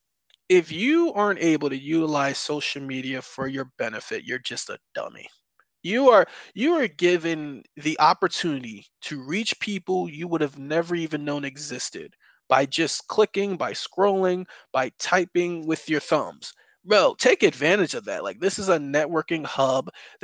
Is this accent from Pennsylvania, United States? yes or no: no; Albany, New York, United States; moved away; born and raised in New York, I lived in upstate New York, so about the Albany, New York area